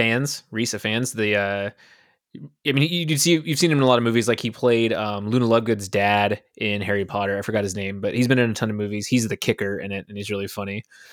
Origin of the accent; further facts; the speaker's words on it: Burlington, Ontario, Canada; There is a cinema back in near my hometown in Burlington, and it is when that cinema opened up in the mall